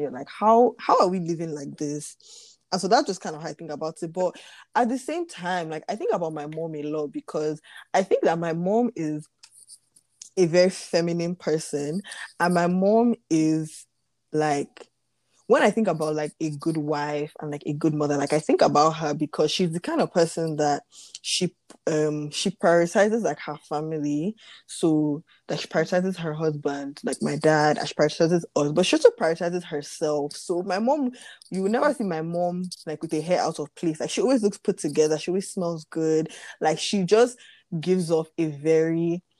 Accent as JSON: {"language": "English", "country": "Nigeria", "said": "especially as a Nigerian, like..."}